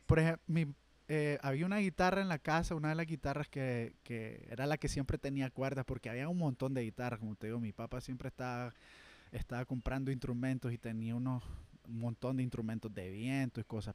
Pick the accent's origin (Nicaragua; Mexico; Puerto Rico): Nicaragua; Matagalpa; moved away as an adult; now in Managua, Nicaragua; yo soy de Matagalpa